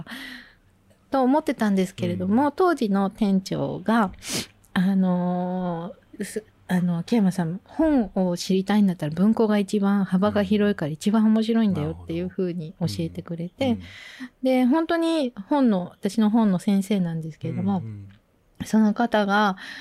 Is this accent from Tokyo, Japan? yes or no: yes; Tokyo, Japan; moved away as an adult; also born or lived in France / Bordeaux, France; でずっと東京で育ってたんで